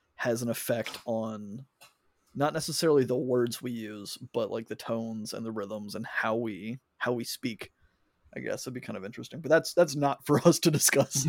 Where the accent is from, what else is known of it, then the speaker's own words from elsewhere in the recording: United States; me being an American